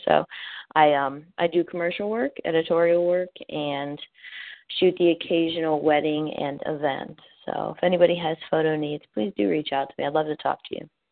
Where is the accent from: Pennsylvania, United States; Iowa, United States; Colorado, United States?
Pennsylvania, United States; Pittsburgh; moved away as an adult; also born or lived in South Carolina; born and raised in Pittsburgh